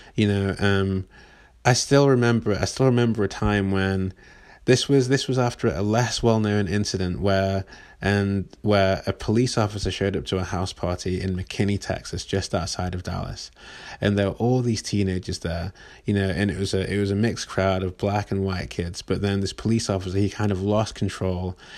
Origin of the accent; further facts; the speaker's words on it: England, United Kingdom; moved away as an adult; now in Northern California, United States; I am from England, as you can probably tell, as you can hopefully tell, but I've been living in Northern California for almost nine years now